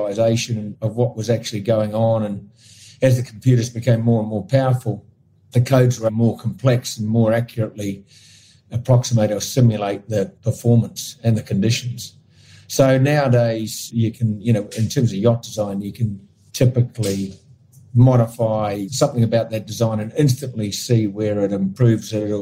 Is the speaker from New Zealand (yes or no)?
yes; New Zealand; I grew up in New Zealand, and my family were connected with sailing